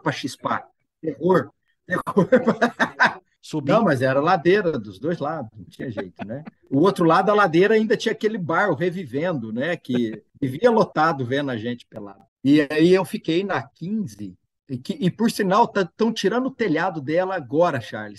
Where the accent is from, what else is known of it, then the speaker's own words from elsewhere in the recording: Altinópolis, São Paulo, Brazil; moved away as an adult; now in Mato Grosso, Brazil; eu sou de Altinópolis, interior de São Paulo, próximo a Ribeirão Preto